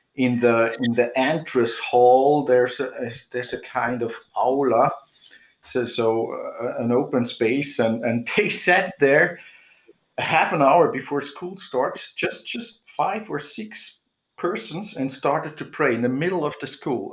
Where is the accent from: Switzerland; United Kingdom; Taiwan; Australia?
Switzerland; now in Austria; I'm living here in Austria more than 30 years now. Um, I grew up in Switzerland actually, but uh, somehow I landed up in Austria.